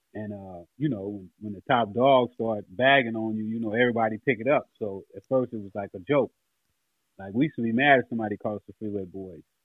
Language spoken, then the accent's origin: English; Los Angeles, California, United States; growing up on Figueroa where the hose was